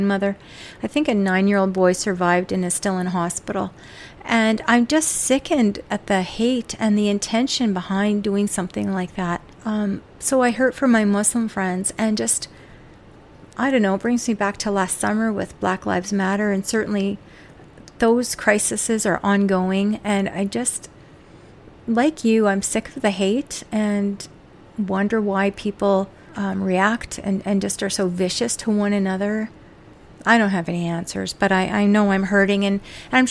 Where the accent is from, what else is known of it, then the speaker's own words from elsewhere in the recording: Canada; as a Canadian myself